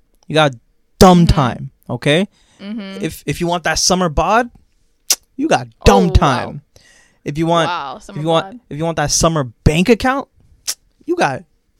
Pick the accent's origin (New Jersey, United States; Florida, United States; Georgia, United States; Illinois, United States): Florida, United States; Growing up in Florida